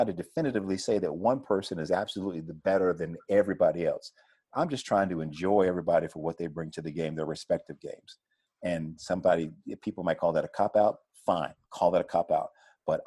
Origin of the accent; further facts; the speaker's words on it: Chapel Hill, North Carolina, United States; growing up in Chapel Hill